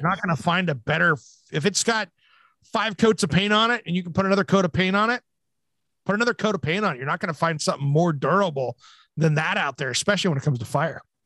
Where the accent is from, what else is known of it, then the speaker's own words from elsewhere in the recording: Hanford Nuclear Reservation, Washington, United States; I gra-, grew up right next to the Hanford Nuclear Reservation